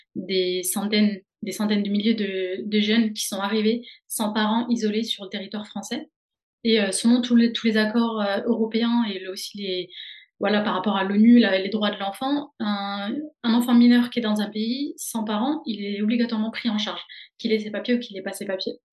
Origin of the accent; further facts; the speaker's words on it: Dijon, Bourgogne-Franche-Comté, France; moved away as an adult; also born or lived in Caen; now in Rennes, France; je viens de Dijon en Bourgogne où j'ai fait toute ma licence de psychologie